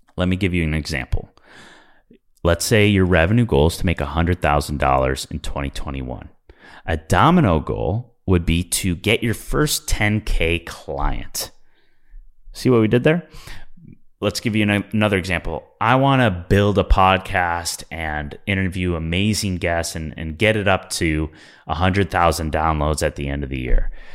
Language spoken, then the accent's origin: English; Midwest, United States; I'm from the Midwest